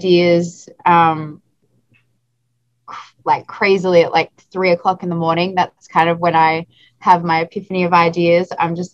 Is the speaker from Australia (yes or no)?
yes; Australia; moved away as an adult; now in Los Angeles, United States; I'm originally from Australia, and now I live in Los Angeles.